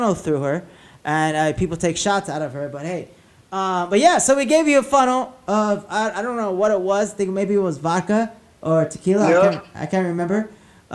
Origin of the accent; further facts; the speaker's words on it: La Puente, California, United States; I grew up in La Puente, so I know that area